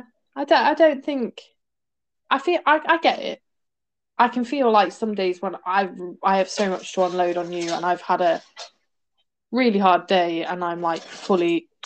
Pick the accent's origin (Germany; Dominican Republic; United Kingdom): United Kingdom; We're so Brit.